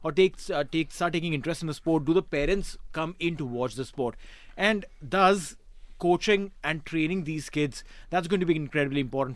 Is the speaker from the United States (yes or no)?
no; India; moved away; growing up in India